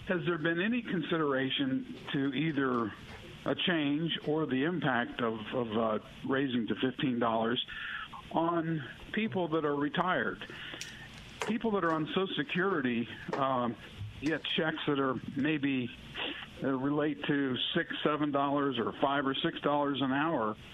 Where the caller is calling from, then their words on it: Hattiesburg, Mississippi, United States; Good morning. I'm from Hattiesburg.